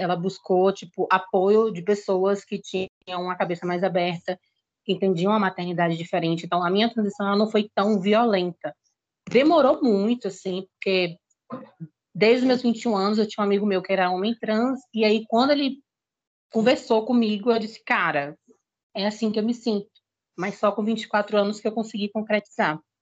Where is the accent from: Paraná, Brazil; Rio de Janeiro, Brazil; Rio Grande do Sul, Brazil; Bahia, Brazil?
Bahia, Brazil; Salvador; eu sou da Bahia, para quem não me conhece. Nascida em Salvador